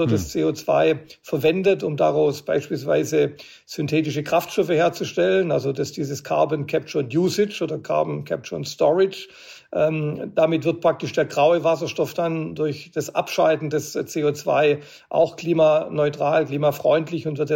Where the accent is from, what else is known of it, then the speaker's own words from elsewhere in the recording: Stuttgart, Baden-Württemberg, Germany; bei Bussen, die beispielsweise in meiner Heimatstadt in Stuttgart viel über Berg und Tal fahren